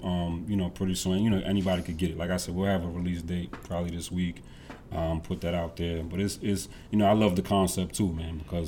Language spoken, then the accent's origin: English; New York City, New York, United States; obviously I'm from the Bronx.